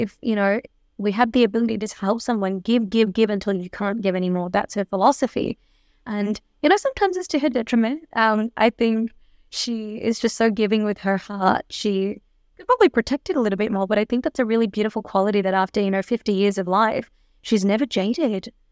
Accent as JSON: {"language": "English", "town": "Melbourne", "region": "Victoria", "country": "Australia", "tie": "born or raised there", "said": "I was born and raised in Melbourne"}